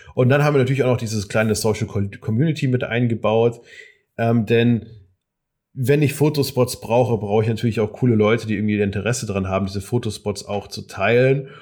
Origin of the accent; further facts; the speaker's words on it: Darmstadt, Hesse, Germany; bei mir aus Darmstadt, aus meiner Heimatstadt